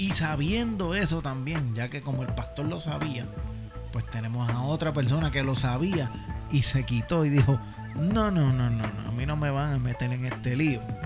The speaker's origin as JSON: {"language": "Spanish", "country": "Puerto Rico", "said": "nosotros como puertorriqueños"}